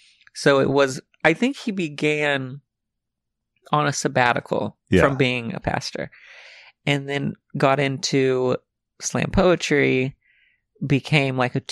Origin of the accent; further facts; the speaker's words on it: Alma, Arkansas, United States; So I was born and raised in Alma, Arkansas.